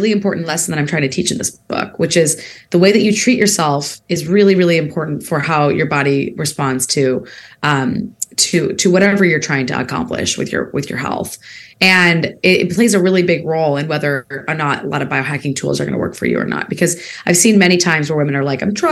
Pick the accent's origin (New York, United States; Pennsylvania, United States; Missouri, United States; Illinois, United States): Illinois, United States; Peoria; moved away as an adult; also born or lived in Bay Area, California; I spent time in Peoria, Illinois, my hometown